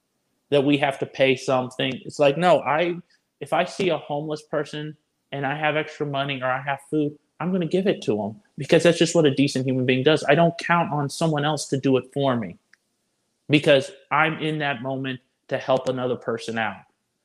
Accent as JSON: {"language": "English", "region": "Illinois", "country": "United States", "said": "I'm a transplant from Illinois."}